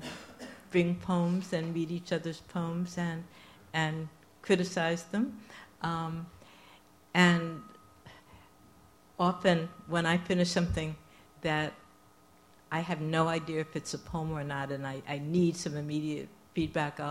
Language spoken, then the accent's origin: English; New York City, New York, United States; accent: New York; moved away as an adult; now in Maryland, United States; I grew up in New York City